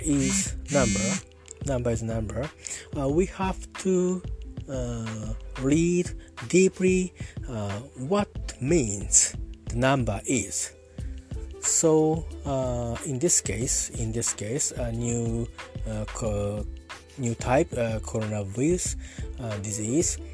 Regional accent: Yokohama, Kanagawa, Japan; English is a second language; I'm talking from Japan at near my hometown. No, no, no my hometown. Not near, just just my hometown. Uh, near uh, Yokohama Harbor.

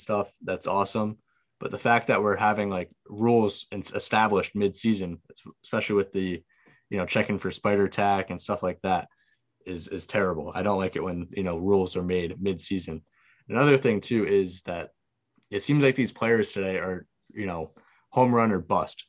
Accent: Connecticut, United States; I'm, I'm from Connecticut

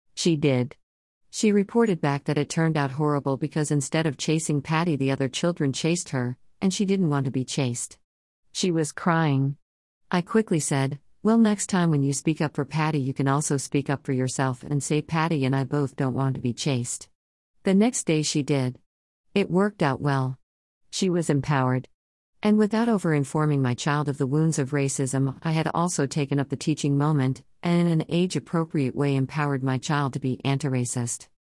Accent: Los Angeles, California, United States; Growing up in Los Angeles

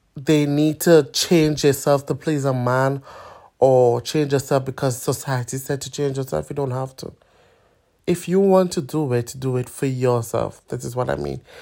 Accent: Trinidad & Tobago; now in London, United Kingdom; I'm a migrant from Trinidad and Tobago, or originally from Trinidad and Tobago

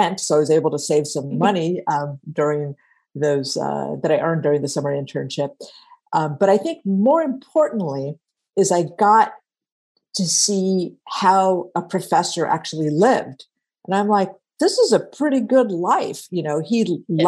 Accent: Stockton, California, United States; also born or lived in San Diego, California; I grew up in Stockton in San Joaquin County.

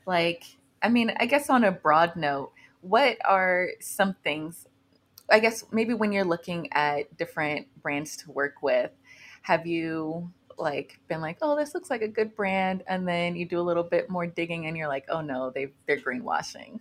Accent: Newnan, Georgia, United States; Keep Noonan Beautiful in my hometown

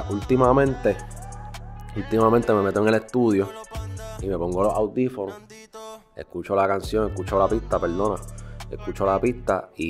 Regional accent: Río Grande, Puerto Rico; also born or lived in San Juan; Bro, yo soy de Río Grande

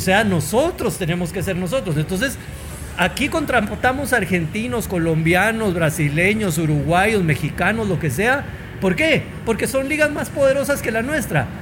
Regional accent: Guatemala; los tuiteros de Guatemala, como somos nosotros. O sea, como guatemaltecos

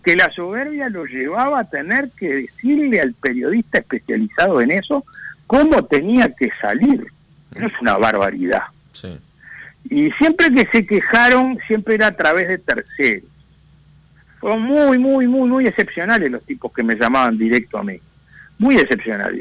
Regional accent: Uruguay

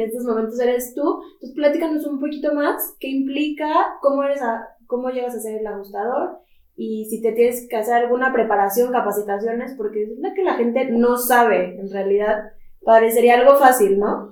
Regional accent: Mexico; Somos mujeres mexicanas

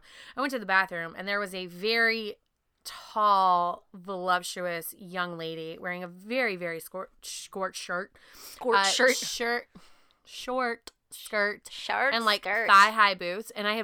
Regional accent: Pacific Northwest, United States; I'm from the Pacific Northwest

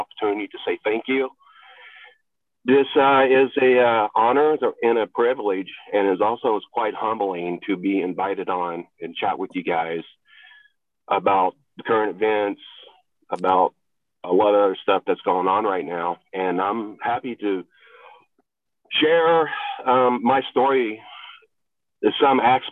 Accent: a rural Appalachian state, United States; moved away as an adult; also born or lived in Texas; I was born in Texas. I did not grow up there. Actually, I grew up in a rural Appalachian state until I was 18

